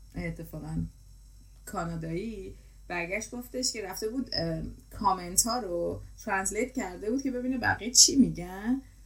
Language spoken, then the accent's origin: Persian; Iran; ما داریم همه از یه کشور میایم